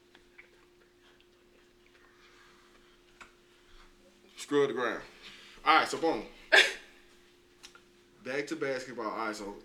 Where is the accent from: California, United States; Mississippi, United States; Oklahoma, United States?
Mississippi, United States; Jackson; moved away; my hometown